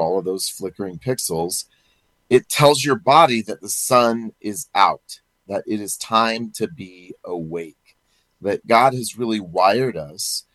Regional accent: Perry, Iowa, United States; my hometown of Perry, Iowa

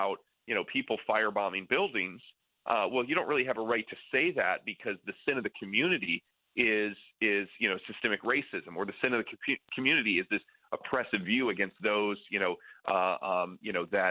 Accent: near Lake Michigan, Great Lakes, United States; I grew up near Lake Michigan

